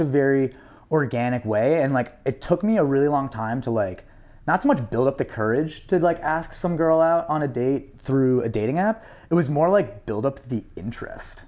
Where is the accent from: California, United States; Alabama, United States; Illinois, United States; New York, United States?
New York, United States; New York City; I grew up on the Upper East Side